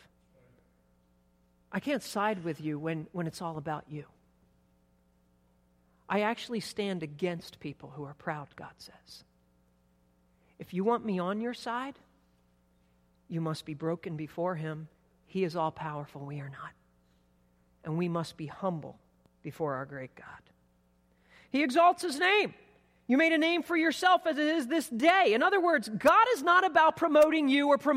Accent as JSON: {"language": "English", "region": "East Coast", "country": "United States", "tie": "born or raised there", "said": "I grew up on the East Coast on the beach"}